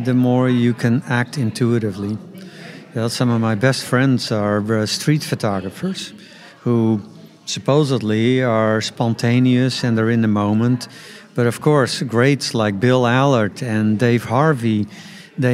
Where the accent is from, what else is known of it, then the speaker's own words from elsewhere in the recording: Netherlands; I grew up in the Netherlands